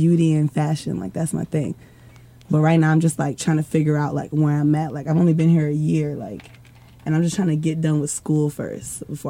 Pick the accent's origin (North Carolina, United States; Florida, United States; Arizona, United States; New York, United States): North Carolina, United States; Fayetteville; moved away as an adult; now in Atlanta, United States; I'm from Fayetteville, North Carolina.